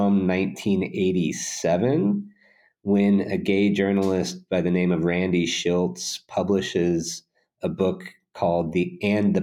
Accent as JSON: {"language": "English", "town": "St. Louis", "region": "Missouri", "country": "United States", "tie": "born or raised there", "said": "my hometown in St. Louis"}